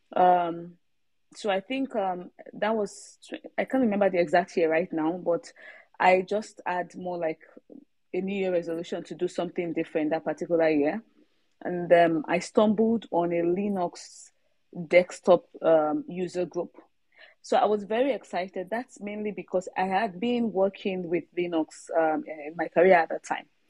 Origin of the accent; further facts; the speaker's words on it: Nigeria; now in Sweden; I'm a Nigerian, um, but not based in Nigeria at the moment. Uh, I'm based in Sweden.